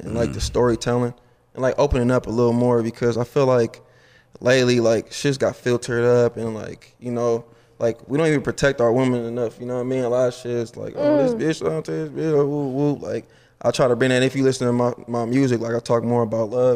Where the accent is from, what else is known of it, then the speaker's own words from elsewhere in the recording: Oakland, California, United States; I'm from Oakland